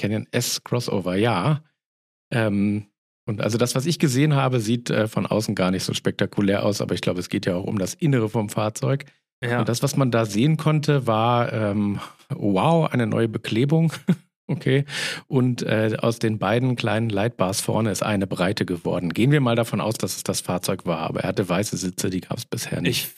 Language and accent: German; Northern Germany, Germany; da wo ich herkomme, ist es immer Moin